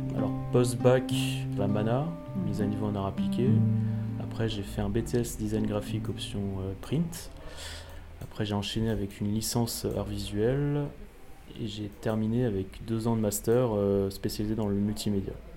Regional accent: Alsace, Grand Est, France; je suis alsacien

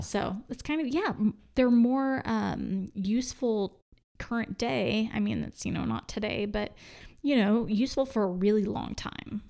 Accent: Oklahoma, United States; I'm from Oklahoma

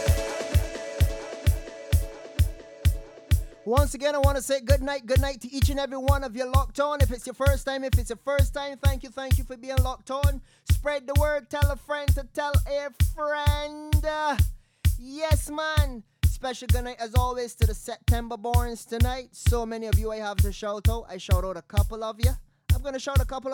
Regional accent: Barbados; now in Maryland, United States; I am from Barbados. I am not going to forget my roots

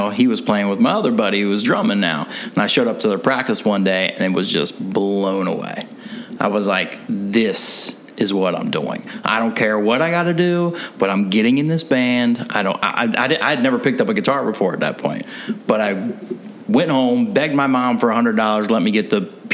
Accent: Kentucky, United States; moved away as an adult; also born or lived in Los Angeles; I'm originally from Kentucky

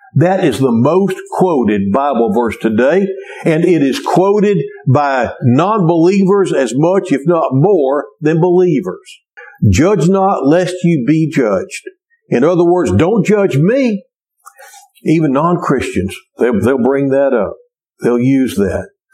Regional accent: Cleveland, Texas, United States; a kid growing up in Cleveland, Texas

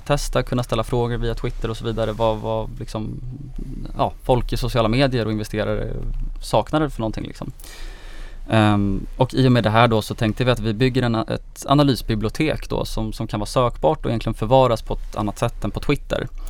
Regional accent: Gotland, Sweden; jag är 26 år, jag kommer från Gotland

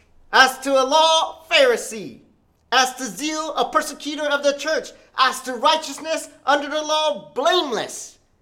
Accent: United States; I'm Korean American. I'm Korean, and I'm American, so I'm bicultural in two cultures.

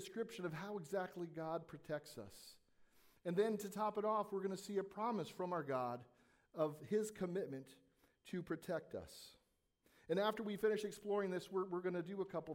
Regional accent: Southern California, United States; As a young boy growing up in Southern California

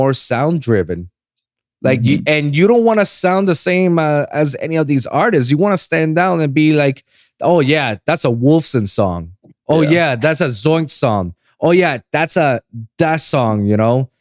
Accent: Puerto Rico; moved away as an adult; also born or lived in Miami; now in Los Angeles, United States; I was born and raised in Puerto Rico

